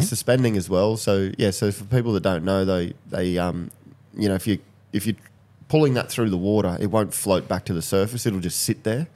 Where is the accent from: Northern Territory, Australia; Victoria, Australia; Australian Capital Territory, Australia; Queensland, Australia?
Northern Territory, Australia; Katherine; when I grew up in Catherine, we had street parties and stuff